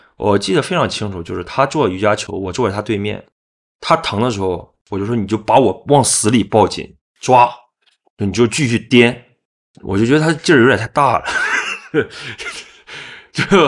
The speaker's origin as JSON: {"language": "Chinese", "region": "Liaoning", "country": "China", "moved": "yes", "lives_now": "Hangzhou, China", "said": "我是辽宁人，我是一个摄影师"}